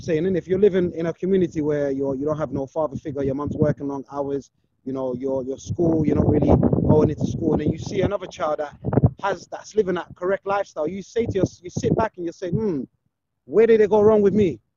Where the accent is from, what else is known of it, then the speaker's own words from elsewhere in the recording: London, United Kingdom; I grew up in Brixton